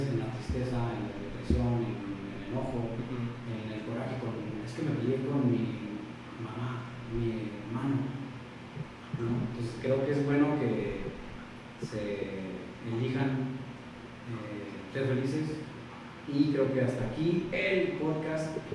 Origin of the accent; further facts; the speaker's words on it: Oaxaca, Mexico; now in San Luis Potosí, Mexico; eh, yo soy de Oaxaca, originario, pero ya tengo viviendo aquí bastante tiempo en San Luis Potosí.